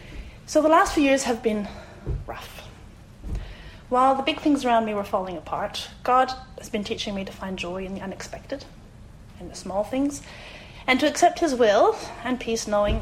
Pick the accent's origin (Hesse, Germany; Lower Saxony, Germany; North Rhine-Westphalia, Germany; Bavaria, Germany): Bavaria, Germany; Munich; also born or lived in France / South Carolina, United States; now in Australia; I grew up in Germany, and to this day deeply love my childhood town of Munich. I was educated in the French school system in Germany and have a French family because I married a Frenchman.